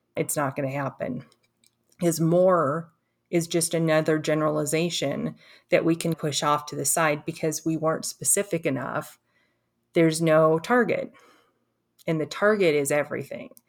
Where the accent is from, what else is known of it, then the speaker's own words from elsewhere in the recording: Los Angeles, California, United States; I grew up in Los Angeles